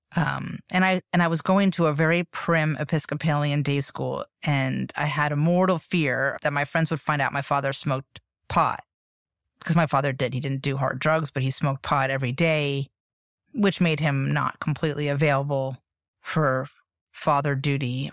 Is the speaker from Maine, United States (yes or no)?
no; Miami, Florida, United States; I grew up in Miami in the eighties